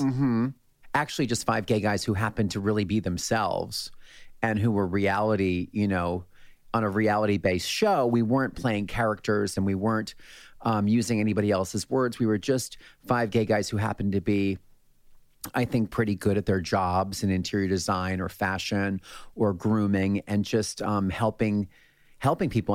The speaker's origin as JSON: {"language": "English", "town": "Allentown", "region": "Pennsylvania", "country": "United States", "tie": "born or raised there", "said": "my hometown in Allentown, Pennsylvania"}